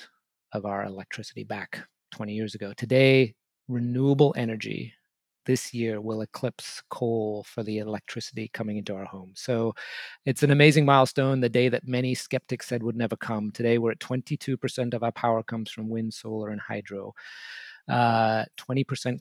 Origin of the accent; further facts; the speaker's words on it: England, United Kingdom; moved away; I grew up in England in the 1970s and early 80s